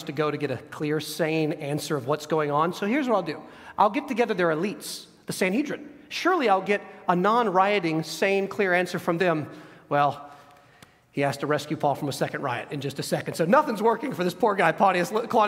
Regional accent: United States; us here as American citizens.

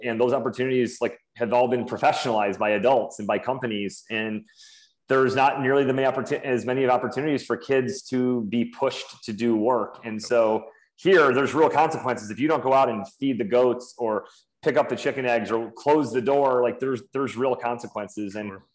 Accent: Syracuse, New York, United States; moved away as an adult; now in Fort Bragg, United States; born and raised in Syracuse, New York

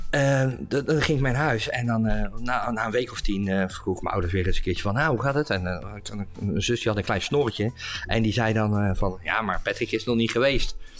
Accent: Leiden, South Holland, Netherlands; moved away as an adult; also born or lived in Steenbergen; now in The Hague, Netherlands; ik ben geboren en getogen in Leiden. En, en ik woon nu inmiddels in Den Haag

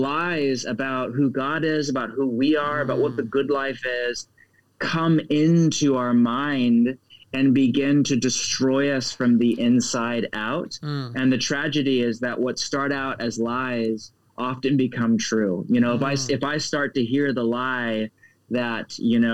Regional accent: United States; I'm speaking as an American.

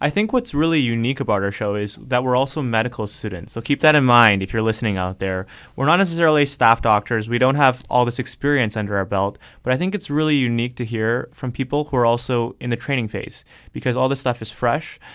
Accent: Toronto, Ontario, Canada; moved away as an adult; now in Hamilton, Canada; I grew up in Toronto

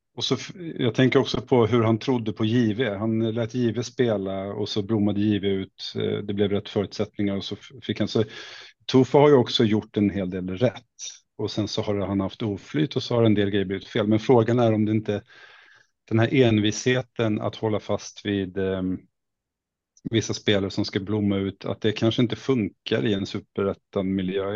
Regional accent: Åkersberga, Stockholm County, Sweden; moved away as an adult; also born or lived in Halmstad / Värend; Jag kommer egentligen från eh, Åkersberga, det kanske man inte vet var det ligger, men det ligger strax norr om Stockholm, men ute på landsbygden var det då i alla fall när jag växte

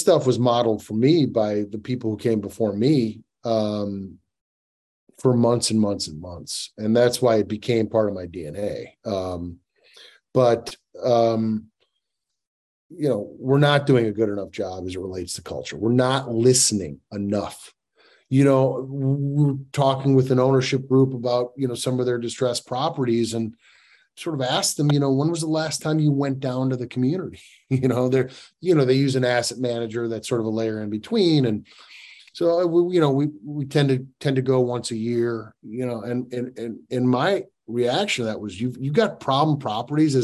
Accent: Northbrook, Illinois, United States; I grew up in Northbrook, Illinois

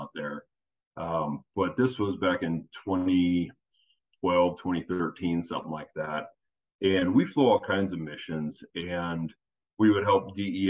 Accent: San Jose, California, United States; moved away as an adult; now in Colorado, United States; born in California and born in San Jose, California. And then I'd moved to Colorado about my second or third year in college

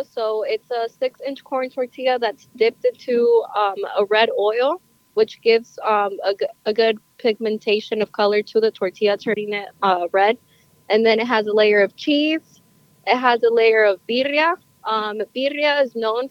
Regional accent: Honduras; now in Goshen, United States; I'm originally from Honduras.

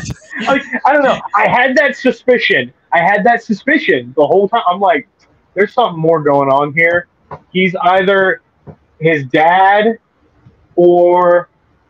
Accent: Bahamas; growing up in the Bahamas without movie theaters.

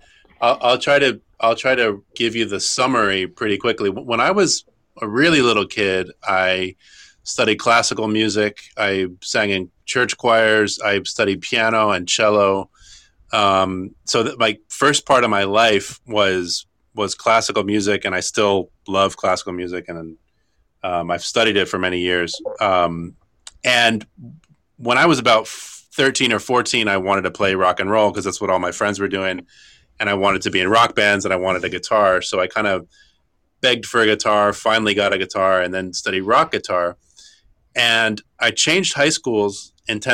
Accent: Washington, District of Columbia, United States; moved away as an adult; also born or lived in New York; now in Buenos Aires, Argentina; I was born in New York, but grew up in Washington D.C.

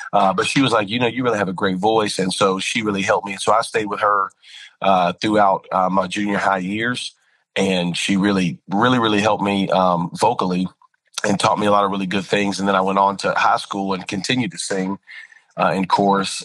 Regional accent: Spring Lake, North Carolina, United States; also born or lived in Lumberton, North Carolina; I was raised in a little small town called Spring Lake, and it's right outside of Fort Bragg area

